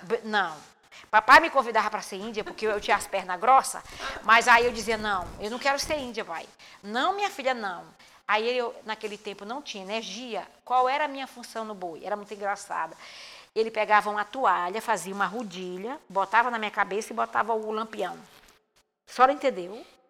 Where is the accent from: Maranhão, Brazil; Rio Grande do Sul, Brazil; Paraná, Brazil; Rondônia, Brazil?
Maranhão, Brazil; Cachoeira Grande; moved away; also born or lived in São Luís island; Eu nasci no interior da região do Munim, por nome Pindobal, que é município de Cachoeira Grande. Hoje se chama Cachoeira de Morros